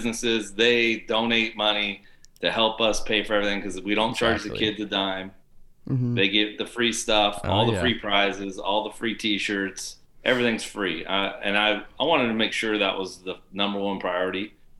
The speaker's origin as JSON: {"language": "English", "town": "Beaverton", "region": "Oregon", "country": "United States", "said": "I come from Beaverton."}